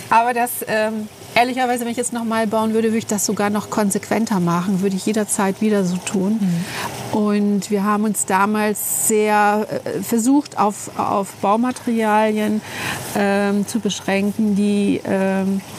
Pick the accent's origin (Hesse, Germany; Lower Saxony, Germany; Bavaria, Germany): Lower Saxony, Germany; Delmenhorst; born there; now in Braunschweig, Germany; ähm, lebe in Braunschweig jetzt, glaube ich, seit 30, seit fast 40 Jahren, gebürtig aus Delmenhorst.